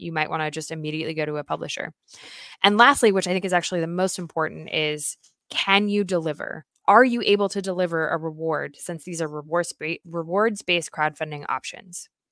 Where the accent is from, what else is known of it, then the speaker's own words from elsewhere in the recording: United States; as an American